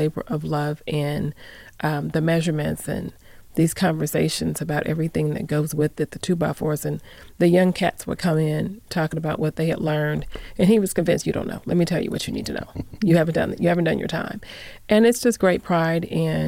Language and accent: English; Phoenix, Arizona, United States; now in Las Vegas, United States; I'm from Phoenix. I grew up in Phoenix. I was born in Northern Arizona. I grew up in Phoenix. I've been here for about 30 years